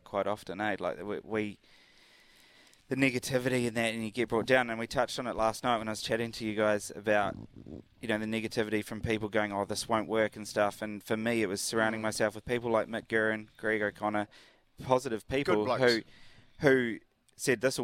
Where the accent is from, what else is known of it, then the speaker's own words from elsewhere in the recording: Cambridge, Waikato, New Zealand; also born or lived in United Kingdom; I'm from Cambridge